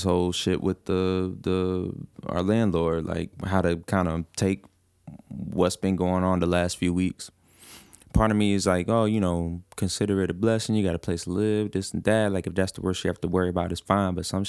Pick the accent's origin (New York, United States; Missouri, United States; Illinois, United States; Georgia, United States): Georgia, United States; Atlanta; I'm from Atlanta.